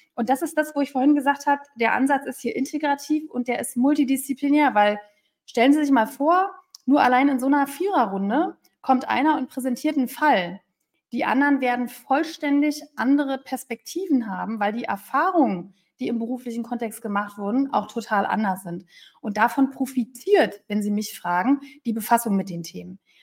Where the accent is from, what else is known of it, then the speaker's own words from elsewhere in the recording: Berlin, Germany; moved away; ich bin ja Berlinerin